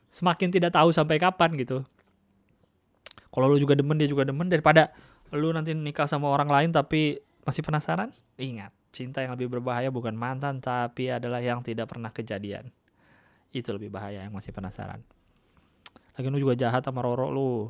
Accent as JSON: {"language": "Indonesian", "town": "Yogyakarta", "region": "Special Region of Yogyakarta", "country": "Indonesia", "moved": "yes", "said": "Oh iya, BTW saya merantau dari Jogja sejak 2016."}